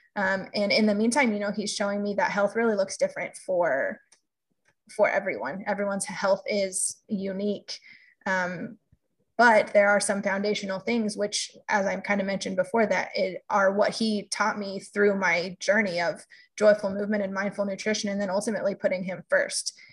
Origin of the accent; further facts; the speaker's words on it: California, United States; also born or lived in Boston, Massachusetts; now in Kansas, United States; I grew up in California and also lived in Boston for a period of time